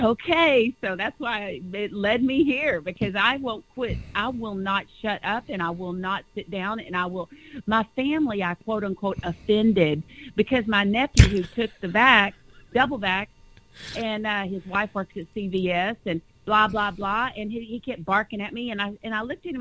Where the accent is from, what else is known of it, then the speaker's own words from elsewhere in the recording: Dallas, Texas, United States; also born or lived in California; now in Huntington Beach, United States; I actually was born here. I was raised in Texas, but I was born here in California